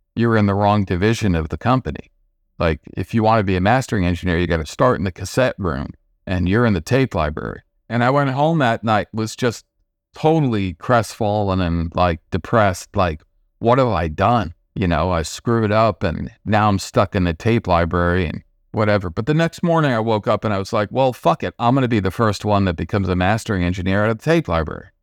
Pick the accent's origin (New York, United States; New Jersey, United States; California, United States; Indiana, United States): New York, United States; Nyack; I grew up in the suburbs just outside of New York City, about 25 minutes without traffic, place called Nyack